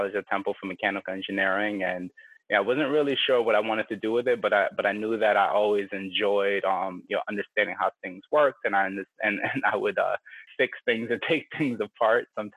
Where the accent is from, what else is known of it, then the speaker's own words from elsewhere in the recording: New York, United States; moved away; Growing up in New York